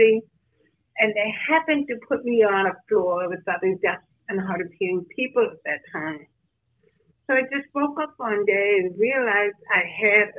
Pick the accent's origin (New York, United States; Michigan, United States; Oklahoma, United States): New York, United States; Rochester; I'm from Rochester, New York.